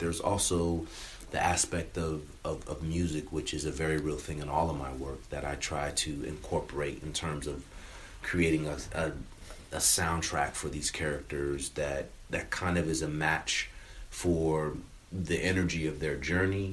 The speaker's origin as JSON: {"language": "English", "region": "California", "country": "United States", "tie": "born or raised there", "said": "I grew up in California"}